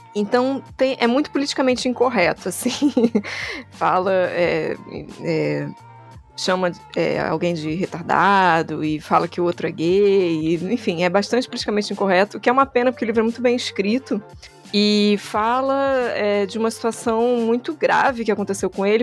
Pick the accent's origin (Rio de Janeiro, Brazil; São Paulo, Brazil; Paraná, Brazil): Rio de Janeiro, Brazil; Sou carioca